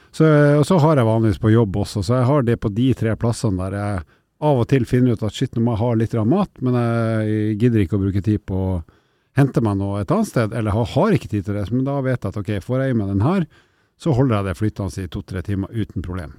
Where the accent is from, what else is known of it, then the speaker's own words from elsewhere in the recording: Northern Norway, Norway; Nord-Norge, der jeg kommer fra